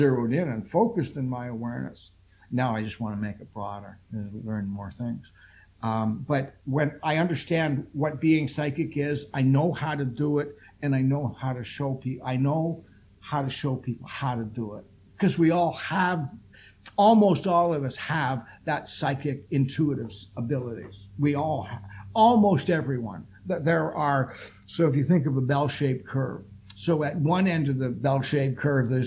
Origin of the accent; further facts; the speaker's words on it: Toronto, Ontario, Canada; here in Toronto, because I'm from Toronto